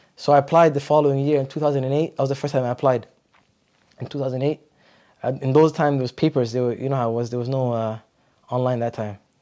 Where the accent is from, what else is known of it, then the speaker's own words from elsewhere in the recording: Ottawa, Ontario, Canada; also born or lived in Montreal / Medina; I grew up in Ottawa. So I moved to Ottawa when I was How about a year